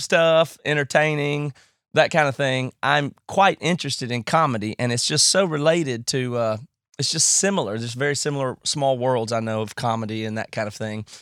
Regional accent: United States; accent: redneck; now in Seattle, United States

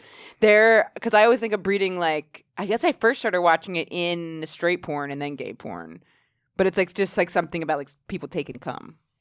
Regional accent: Maine, United States; now in New York, United States; I'm from such a small town in Maine

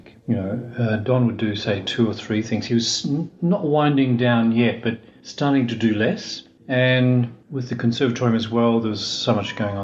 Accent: Melbourne, Victoria, Australia; moved away as an adult; now in Sydney, Australia; I was born in Melbourne

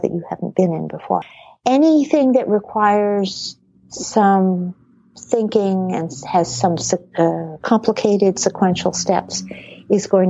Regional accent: New England, United States; I grew up in New England

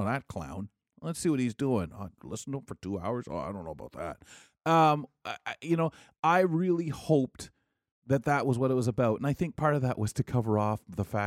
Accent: London, Ontario, Canada; being a Londoner, I remember a show from Michigan, Detroit, back when I was a kid, called Kelly and Company

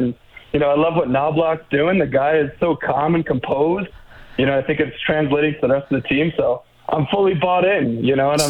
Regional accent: New York, United States; moved away as an adult; now in Salt Lake City, United States; Well, so I grew up in New York, and so I would follow the Islanders a bit, but then I moved out to Salt Lake about 6 years ago

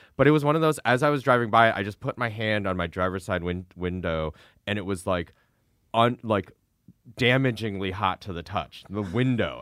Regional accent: Midwest, United States; moved away; we're both from the Midwest

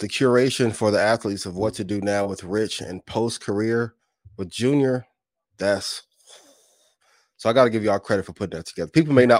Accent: East Chicago, Indiana, United States; born or raised there

